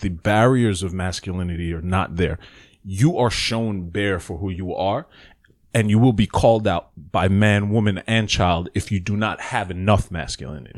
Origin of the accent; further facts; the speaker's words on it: New York City, New York, United States; moved away; I was born in the Bronx, and I spent the first part of my childhood in the Bronx.